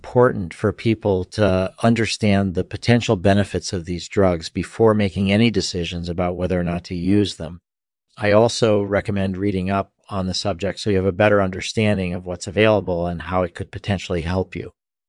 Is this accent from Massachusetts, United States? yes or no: yes; Boston, Massachusetts, United States; born there; I was born in 1955 in Boston, Massachusetts.